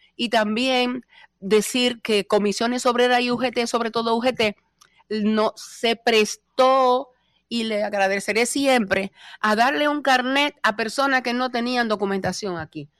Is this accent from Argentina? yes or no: no; Moca, Espaillat, Dominican Republic; moved away as an adult; also born or lived in Santo Domingo; now in Spain; el orgullo que tengo de haber nacido en Moca